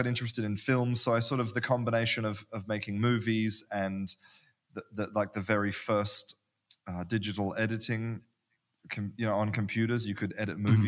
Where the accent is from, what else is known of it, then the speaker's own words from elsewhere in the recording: Perth, Western Australia, Australia; moved away as an adult; also born or lived in London, United Kingdom; now in Spain; I'm from Perth in Australia, which is a small town